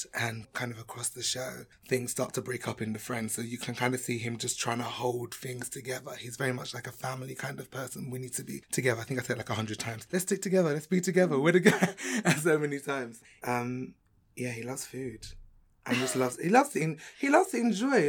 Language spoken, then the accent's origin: English; London, United Kingdom; I'm from London